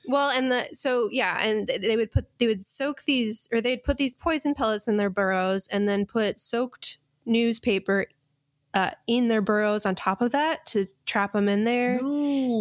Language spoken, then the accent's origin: English; Colorado, United States; growing up in Colorado